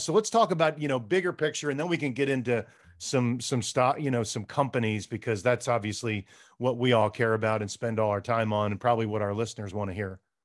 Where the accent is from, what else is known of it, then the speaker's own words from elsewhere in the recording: East Coast, United States; now in California, United States; we're both from the East Coast